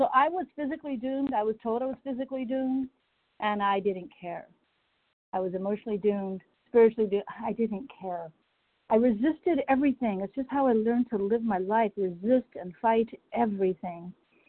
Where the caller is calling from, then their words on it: Durham, North Carolina, United States; Yeah, Durham, North Carolina.